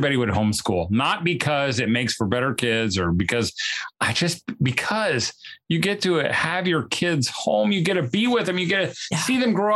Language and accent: English; Indiana, United States; I'm from Indiana